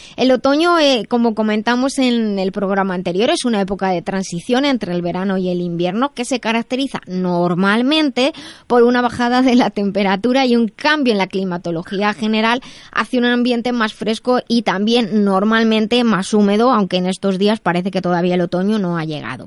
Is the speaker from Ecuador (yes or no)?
no; Madrid, Community of Madrid, Spain; soy de Madrid